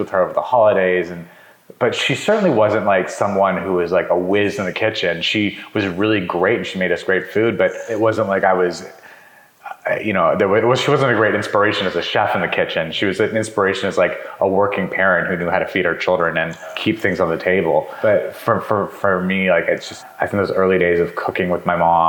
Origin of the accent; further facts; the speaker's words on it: New Mexico, United States; also born or lived in Montana; I was born in Montana, but I only lived there for a year. And then I most of my life was in New Mexico